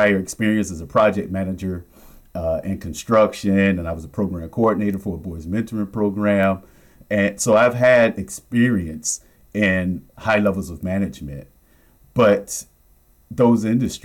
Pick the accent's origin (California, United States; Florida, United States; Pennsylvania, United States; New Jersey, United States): Florida, United States; Miami; I grew up in Miami